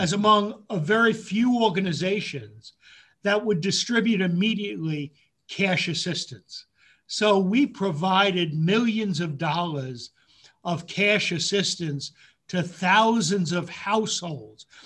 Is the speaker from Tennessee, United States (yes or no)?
no; Yonkers, New York, United States; also born or lived in Bronx, New York City; when I was five, moved to um, just a little bit north, but actually across the border into Yonkers. And huh. that's where I went to elementary school